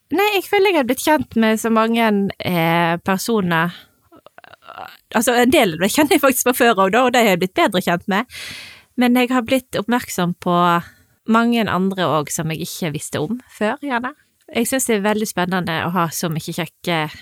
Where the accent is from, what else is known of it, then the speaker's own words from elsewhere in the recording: Voss, Vestland, Norway; now in Sunnhordland, Norway; Jeg er fra Voss